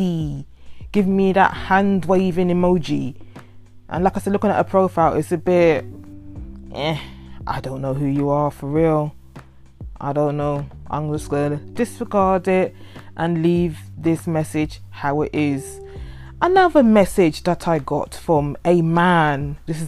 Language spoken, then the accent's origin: English; United Kingdom; I am not born in that country, because I am born in the UK, but my parents are from that country.